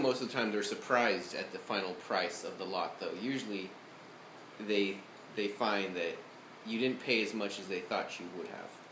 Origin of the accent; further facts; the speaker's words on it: Arizona, United States; moved away as an adult; now in Athens, United States; I'm actually from Arizona.